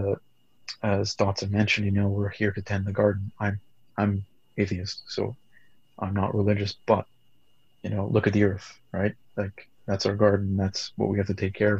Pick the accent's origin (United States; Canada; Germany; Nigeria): Canada; I grew up multicultural being in Canada